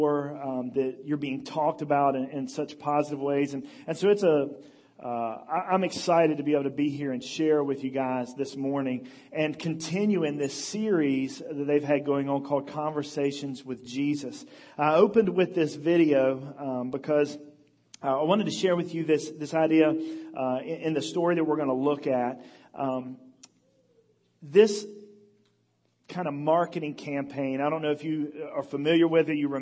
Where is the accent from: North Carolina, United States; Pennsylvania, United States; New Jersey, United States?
North Carolina, United States; Elizabeth City; I'm from Elizabeth City, North Carolina.